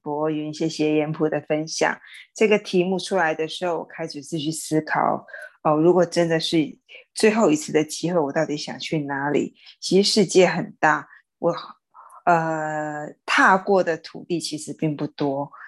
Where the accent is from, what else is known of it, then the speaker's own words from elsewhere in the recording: Xinhua, Tainan, Taiwan; moved away; 回到我新化的家乡